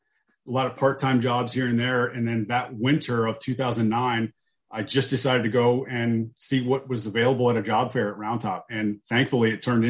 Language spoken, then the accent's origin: English; Camp Hill, Pennsylvania, United States; also born or lived in Kutztown, Pennsylvania; I grew up in Camp Hill, Pennsylvania, which is in the south central part of the state, right outside of the capital of Harrisburg